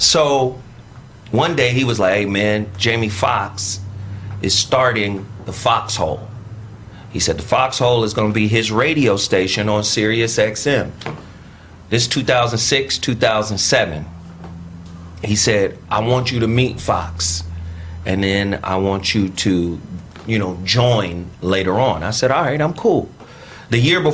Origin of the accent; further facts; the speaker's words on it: Pasadena, California, United States; I'm from Dena